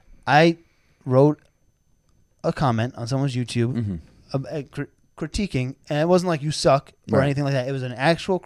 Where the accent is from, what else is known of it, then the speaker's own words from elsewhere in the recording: New Jersey, United States; No, I'm not from Florida. I'm from Jersey.